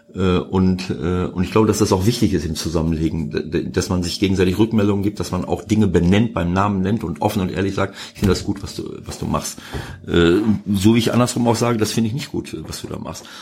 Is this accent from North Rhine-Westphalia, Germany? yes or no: yes; Bielefeld, North Rhine-Westphalia, Germany; moved away; also born or lived in Mönchengladbach / Piraeus/Athens (Panionios); Bielefeld natürlich auch noch ein bisschen, weil es meine Heimat ist